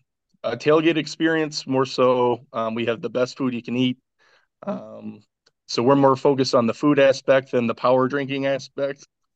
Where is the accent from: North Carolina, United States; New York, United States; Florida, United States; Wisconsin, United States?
North Carolina, United States; Jacksonville; born there; Actually, I was born in Jacksonville, North Carolina. My dad was in the Marines, so we moved around a lot.